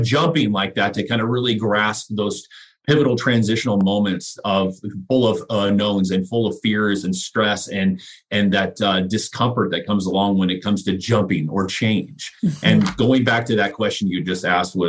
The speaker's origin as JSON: {"language": "English", "country": "United States", "tie": "born or raised there", "said": "being an American born"}